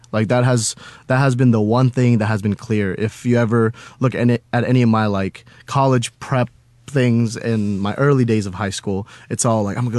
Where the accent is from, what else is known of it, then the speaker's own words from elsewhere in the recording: Cimahi, West Java, Indonesia; born there; Okay, so I was born in Indonesia, right? I was born in Cimahi, Indonesia, which is like a few hours away from Jakarta, the capital of Indonesia.